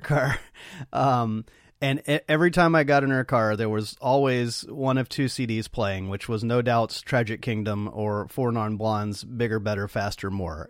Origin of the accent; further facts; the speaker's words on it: Nashville, Tennessee, United States; Paul and I were both born and raised in Nashville